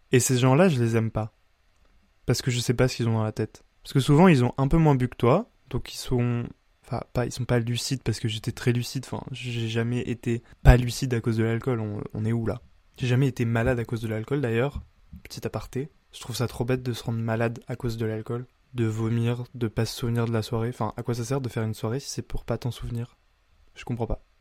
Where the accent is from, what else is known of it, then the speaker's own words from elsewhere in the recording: Bar-le-Duc, Grand Est, France; dans une petite ville de 15 000 habitants comme euh, chez moi à Bar-le-Duc